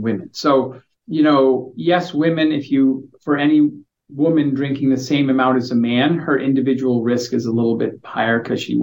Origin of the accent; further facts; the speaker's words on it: United States; moved away as an adult; now in Victoria, Canada; I'm an American and I only showed up in Canada 3 years ago.